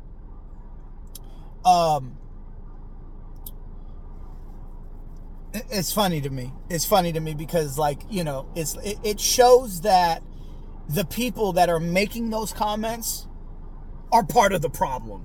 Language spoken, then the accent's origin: English; Pittsburg, California, United States; I grew up in Pittsburgh, California